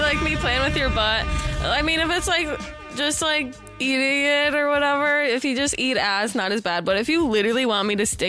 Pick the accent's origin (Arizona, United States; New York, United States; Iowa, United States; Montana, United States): Montana, United States; now in Los Angeles, United States; I'm from Montana